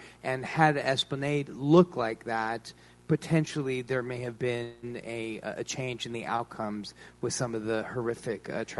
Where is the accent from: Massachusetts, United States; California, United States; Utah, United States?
California, United States; Los Angeles; now in New Orleans, United States; I'm from Los Angeles